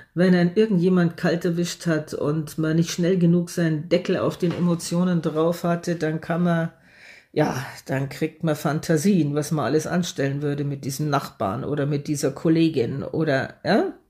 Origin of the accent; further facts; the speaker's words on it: Germany; hier bei uns in Deutschland